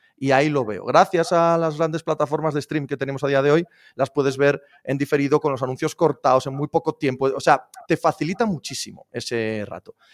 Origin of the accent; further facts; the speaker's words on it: Spain; soy español